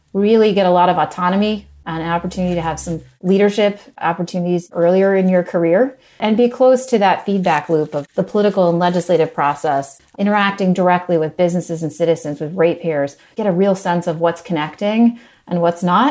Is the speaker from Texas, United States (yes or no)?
no; West Virginia, United States; moved away as an adult; also born or lived in Mongolia; I grew up in West Virginia originally.